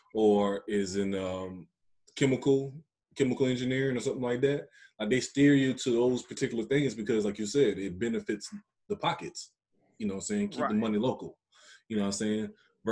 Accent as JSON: {"language": "English", "region": "Louisiana", "country": "United States", "tie": "born or raised there", "said": "all of us growing up in Louisiana"}